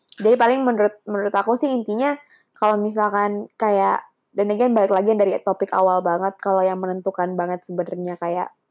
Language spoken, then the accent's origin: Indonesian; Java, Indonesia; sense aku Jawa